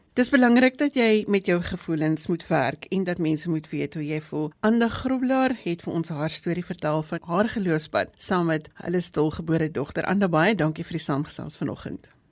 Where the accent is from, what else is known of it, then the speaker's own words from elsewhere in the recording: South Africa; in ons eie land